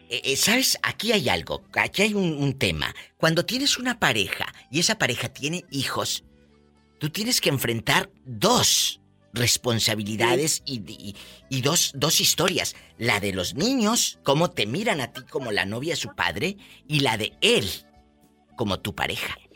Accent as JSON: {"language": "Spanish", "town": "Matamoros", "region": "Tamaulipas", "country": "Mexico", "moved": "yes", "said": "yo salí de mi tierra hace muchos años, que es Matamoros, Tamaulipas"}